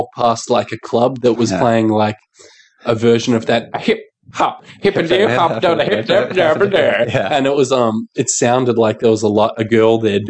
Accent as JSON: {"language": "English", "town": "Manly", "region": "New South Wales", "country": "Australia", "tie": "born or raised there"}